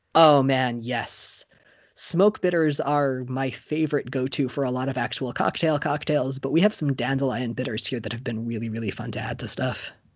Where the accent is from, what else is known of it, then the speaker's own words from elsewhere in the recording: Florida, United States; I moved there just before I turned seven.